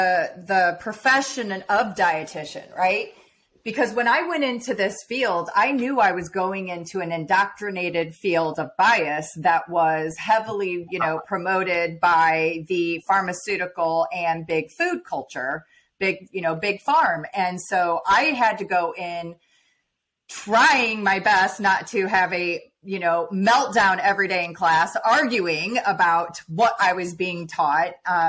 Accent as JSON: {"language": "English", "region": "Midwest", "country": "United States", "tie": "born or raised there", "said": "We ate hot dogs, all the stuff, Kool-Aid, right? Sweet tea. I grew up in the Midwest."}